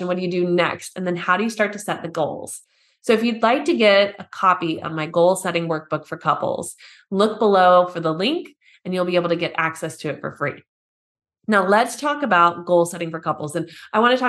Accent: United States; now in Germany

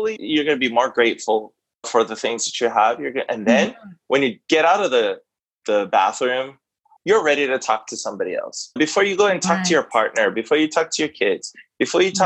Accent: Hawaii, United States; as a Hawaiian human being

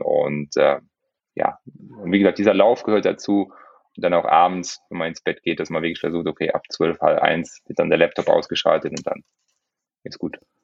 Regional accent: Luxembourg; ich bin Luxemburger

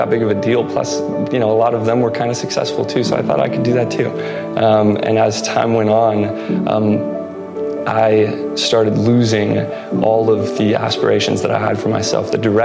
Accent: Pleasanton, California, United States; I was born and raised in Pleasanton most of my life

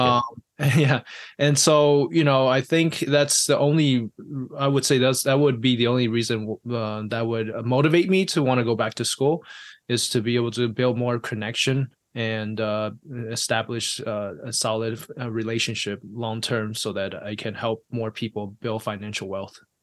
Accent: Taiwan; moved away; also born or lived in I'm originally from Taiwan.; I was born and raised in Taiwan

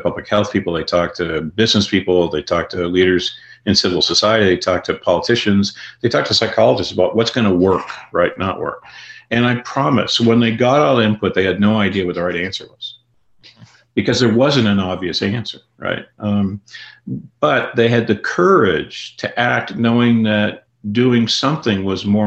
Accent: Canada; now in United States; I grew up in Canada and live in the United States

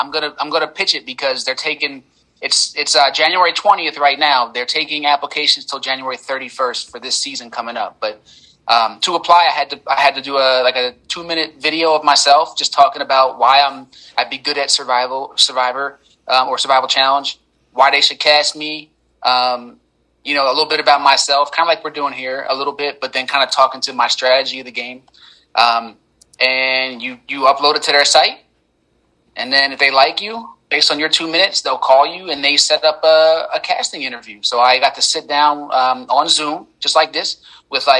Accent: Philadelphia, Pennsylvania, United States; I'm from Philadelphia, Pennsylvania

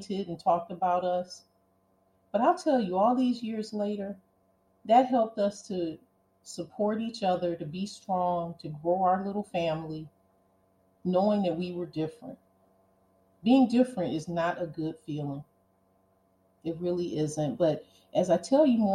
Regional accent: Cleveland, Ohio, United States; growing up in Cleveland and being poor

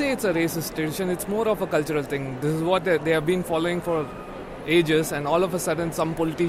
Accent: India; moved away as an adult; now in Netherlands; I come from India where it's multicultural, so you see different kind of people everywhere

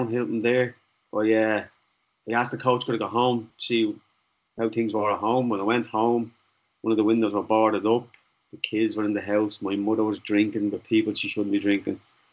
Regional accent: Dublin, Leinster, Ireland; I grew up in Darndale, not too far from where you are now

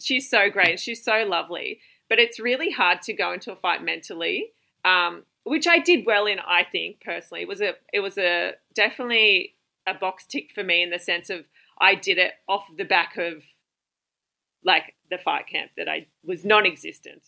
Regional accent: Wagga Wagga, New South Wales, Australia; now in Central Coast, Australia; I'm actually from Wagga

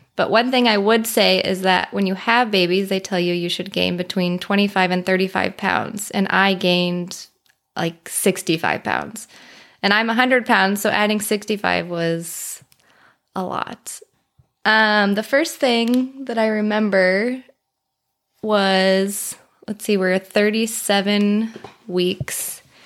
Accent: Colorado, United States; moved away as an adult; now in Arizona, United States; We're originally from Colorado, but we live in Arizona now

